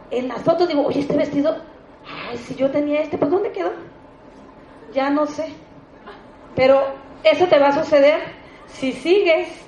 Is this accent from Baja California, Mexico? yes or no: yes; Tijuana, Baja California, Mexico; Yo, pobre, no vuelvo a Tijuana porque yo salí de Tijuana emocionada y eso sí, me ha gustado ser de palabra y le dije a mi familia, véanme bien porque voy a volver rica.